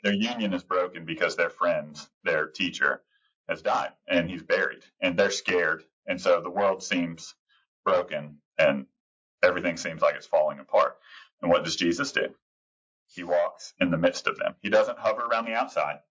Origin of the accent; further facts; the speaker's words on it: Texas, United States; I'm a Texan